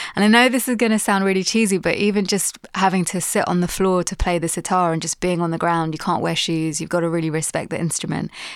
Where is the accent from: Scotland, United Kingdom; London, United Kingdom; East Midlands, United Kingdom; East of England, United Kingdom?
London, United Kingdom; I'm Londoner, born and bred.